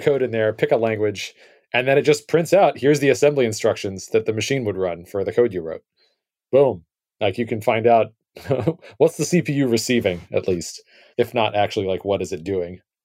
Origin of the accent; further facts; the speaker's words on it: United States; as an American